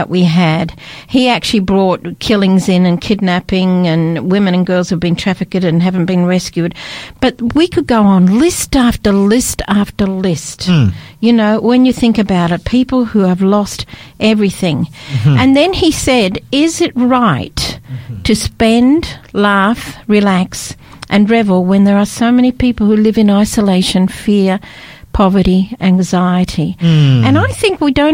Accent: Scotland, United Kingdom; also born or lived in Australia; now in Adelaide, Australia; I was brought up in Scotland

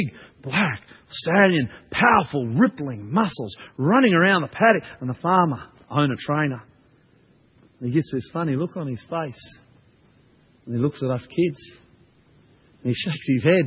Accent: Australia; also born or lived in New Zealand; I'm Australian, not a New Zealander

